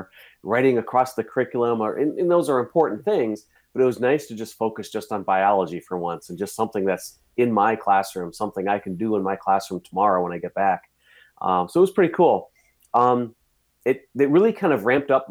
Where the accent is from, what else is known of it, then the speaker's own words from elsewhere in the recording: Cleveland, Ohio, United States; I grew up in the Cleveland area